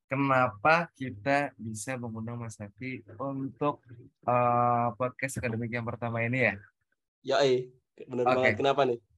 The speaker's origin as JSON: {"language": "Indonesian", "town": "Ponorogo", "region": "East Java", "country": "Indonesia", "said": "Dan aku asalnya dari Ponorogo dan juga dulu SMA-nya di MA Husnul Fatimah."}